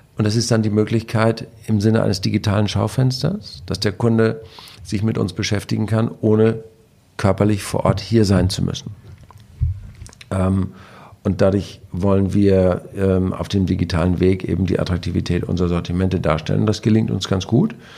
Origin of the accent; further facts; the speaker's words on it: Husum, Schleswig-Holstein, Germany; als Husumer